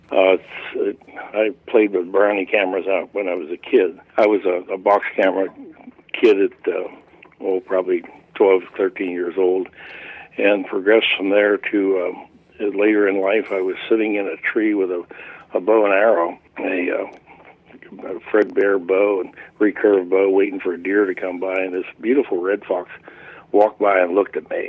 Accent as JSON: {"language": "English", "region": "Pennsylvania", "country": "United States", "tie": "born or raised there", "said": "when I became of age, uh, 12 years of age and legal to hunt in Pennsylvania"}